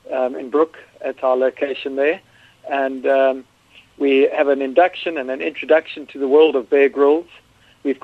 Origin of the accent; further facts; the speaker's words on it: Eastern Cape, South Africa; accent: South African; moved away as an adult; now in London, United Kingdom; I grew up in South Africa. I've lived in the UK now for 12 years